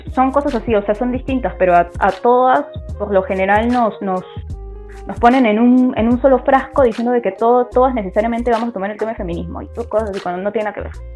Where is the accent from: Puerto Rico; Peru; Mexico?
Peru; soy de Perú y tengo 24 años